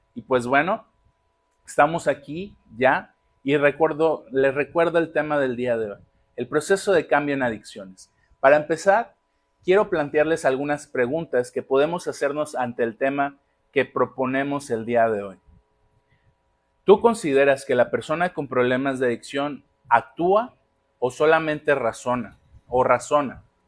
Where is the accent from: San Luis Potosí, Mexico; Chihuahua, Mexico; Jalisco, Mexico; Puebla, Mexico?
Jalisco, Mexico; Magdalena; now in Colima, Mexico; Magdalena, Jalisco, de donde yo soy